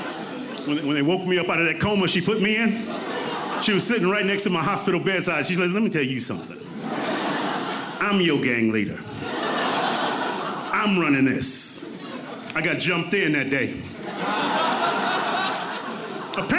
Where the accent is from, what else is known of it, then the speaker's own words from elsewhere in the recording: Compton, California, United States; I grew up in Compton during the rise of the Bloods and the Crips.